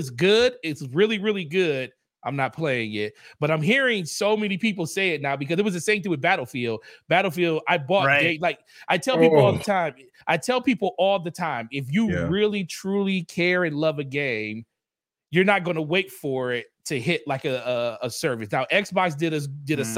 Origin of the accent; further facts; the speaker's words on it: Michigan, United States; I'm from Michigan